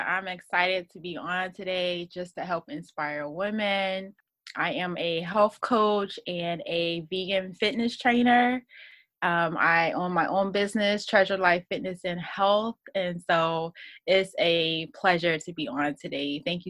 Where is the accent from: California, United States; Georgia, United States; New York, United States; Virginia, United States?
Virginia, United States; I live in Virginia Beach, Virginia. I'm from Virginia.